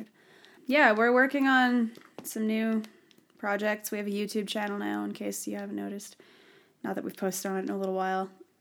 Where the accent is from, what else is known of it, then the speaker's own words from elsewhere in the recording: Canada; since none of us know anything, including us, and we're Canadian.